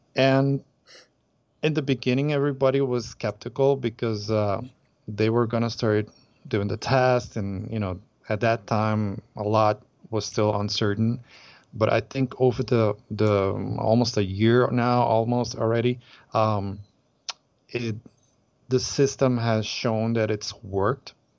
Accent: Aruba; we're from Aruba

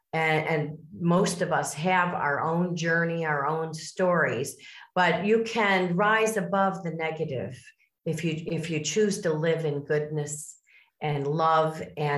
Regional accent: Miami, Florida, United States; born there; now in Chicago, United States; I was born in the South in Miami, Florida, and I also raised my family in the Midwest. So I am from the Chicago suburbs.

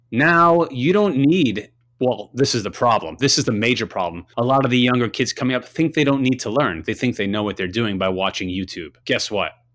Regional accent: Long Island, New York, United States; growing up in Long Island

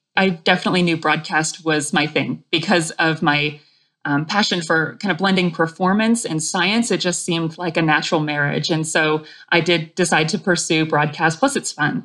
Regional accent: New England, Vermont, United States; growing up in New England, in Vermont

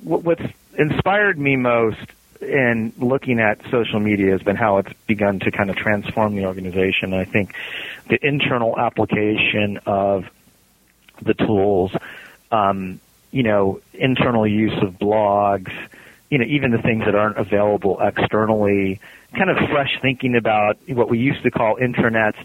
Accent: California, United States; now in Cincinnati, United States; I'm from California

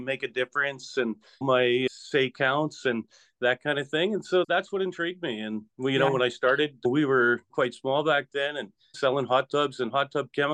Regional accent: Saskatoon, Saskatchewan, Canada; I was born and raised in Saskatoon

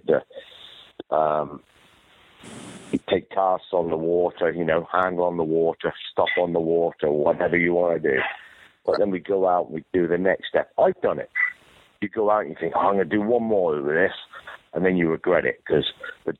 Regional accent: United Kingdom; moved away as an adult; now in United States; I'm a British trainer

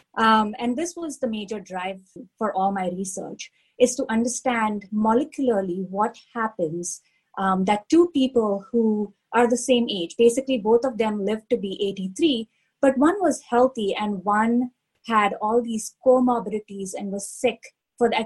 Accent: India; now in Pittsburgh, United States; I grew up in India

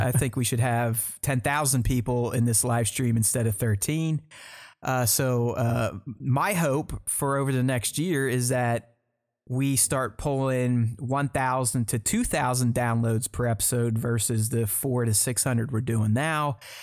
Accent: United States; I'm American

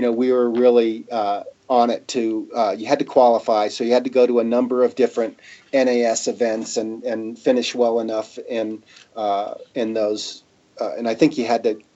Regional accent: Colorado, United States; I'm from Colorado

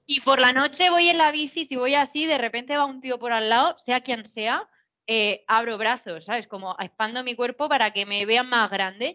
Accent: Region of Murcia, Spain

